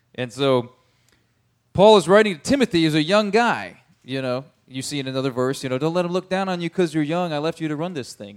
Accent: United States; I'm an American

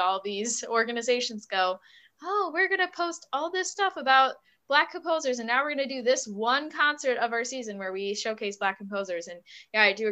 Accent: Buffalo, New York, United States; moved away; I was from Buffalo

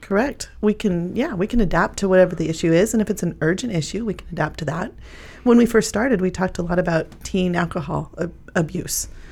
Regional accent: Pleasanton, Nebraska, United States; also born or lived in Kearney, Nebraska; I was raised in Pleasanton

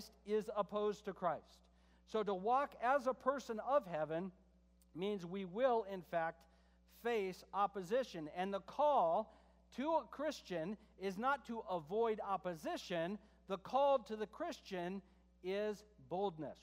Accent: United States; I'm an American

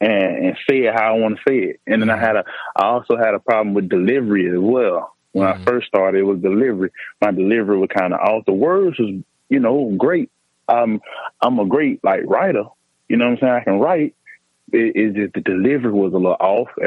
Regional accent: Columbus, Georgia, United States; I'm from Elizabeth County Apartments in Columbus, Georgia

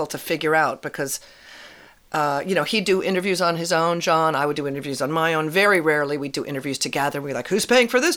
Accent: West Coast, United States; I was West Coast born and raised

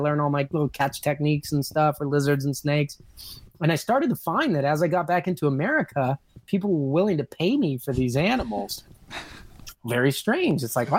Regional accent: California, United States; But I think what really sealed my fate was growing up in Southern California.

